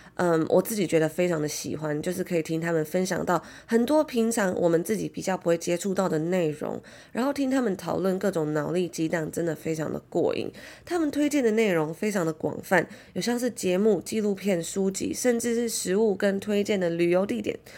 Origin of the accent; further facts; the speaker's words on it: Taiwan; moved away as an adult; 小时候住在台湾 从小生活求学的那种感觉